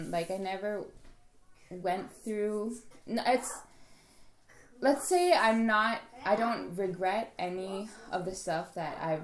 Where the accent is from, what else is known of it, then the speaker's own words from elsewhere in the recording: Hong Kong; also born or lived in Malaysia; I'm from Hong Kong since I've lived there my whole life